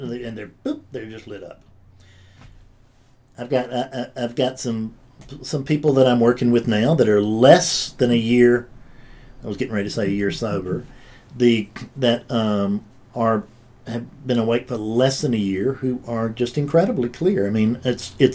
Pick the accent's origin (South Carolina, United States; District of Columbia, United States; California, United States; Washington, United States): South Carolina, United States; I'm from South Carolina